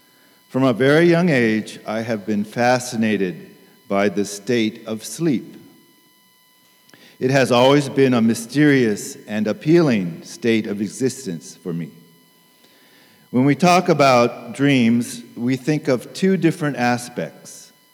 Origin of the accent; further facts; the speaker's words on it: Tokyo, Japan; I grew up in Tokyo as a missionary kid and attended Tokyo Union Church.